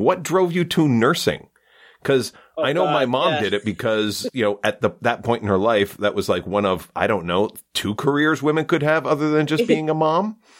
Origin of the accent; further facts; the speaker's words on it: Kingston, Ontario, Canada; I was born in Kingston. I was born in a hotel.